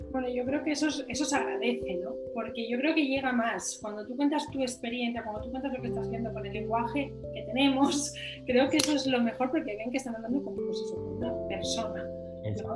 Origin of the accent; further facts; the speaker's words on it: Asturias, Spain; yo soy asturiana